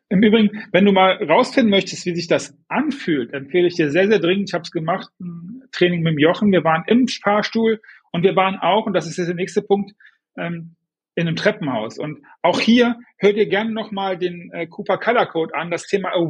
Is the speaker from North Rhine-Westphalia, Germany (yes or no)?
yes; Düsseldorf, North Rhine-Westphalia, Germany; ich bin Düsseldorfer